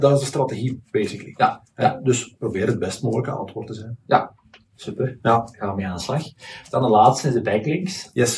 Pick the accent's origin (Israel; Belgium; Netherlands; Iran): Belgium; Leuven, Flanders; moved away; Ik ben van Leuven afkomstig